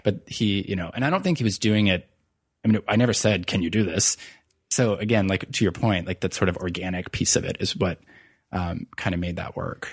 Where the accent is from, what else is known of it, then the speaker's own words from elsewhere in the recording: Virginia, United States; moved away as an adult; also born or lived in New York City; moved back to my home state of Virginia